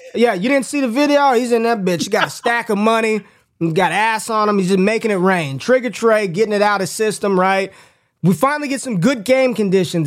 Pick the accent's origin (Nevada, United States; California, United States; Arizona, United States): Nevada, United States; Las Vegas; now in Dallas, United States; I grew up in Las Vegas